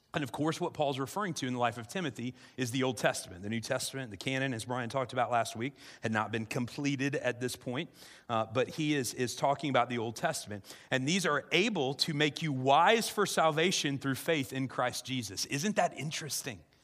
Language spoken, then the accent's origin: English; South Central Illinois, United States; I grew up in South Central Illinois